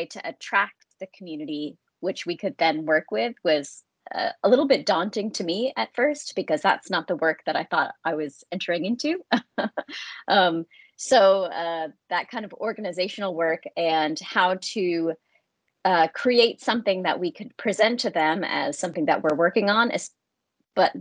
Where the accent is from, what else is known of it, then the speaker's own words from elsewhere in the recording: United States; moved away as an adult; now in London, United Kingdom; I'm from the United States